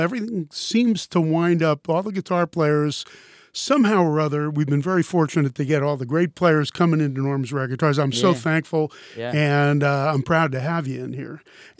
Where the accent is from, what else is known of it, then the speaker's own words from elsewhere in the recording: Philadelphia, Pennsylvania, United States; I'm from Philly